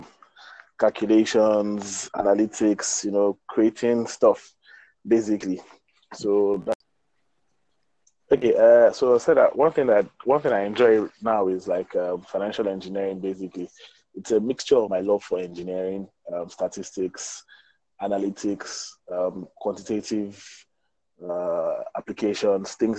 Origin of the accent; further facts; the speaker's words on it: Delta, Nigeria; I'm a Nigerian. Secondly, I'm from Delta States.